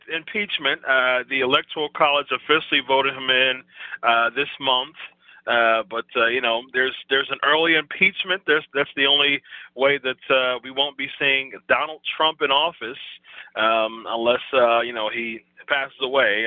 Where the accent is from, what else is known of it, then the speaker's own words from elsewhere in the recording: Ohio, United States; fellow Ohioan. I'm from Ohio